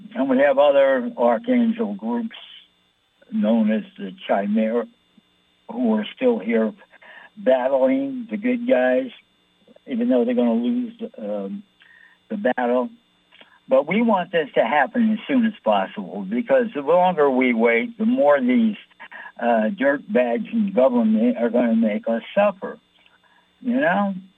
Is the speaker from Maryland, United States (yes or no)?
no; New York City, New York, United States; I'm from New York.